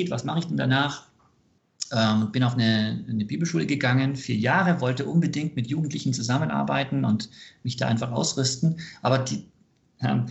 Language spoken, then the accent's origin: German; United States; born there; Ich bin ähm, gebürtiger Amerikaner.